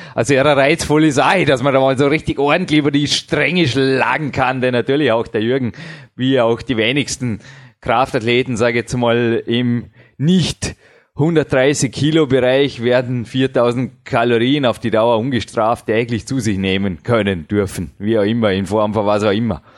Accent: Vorarlberg, Austria; accent: Vorarlberger Mundart; unsere wunderschöne Vorarlberger Mundart

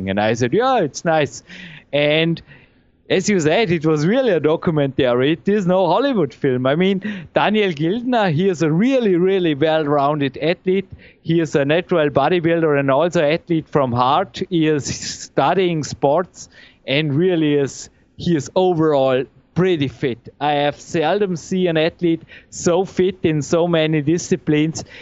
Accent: Dornbirn, Vorarlberg, Austria; English is a second language; it's great to live here in my hometown. I feel well here. I mean, here

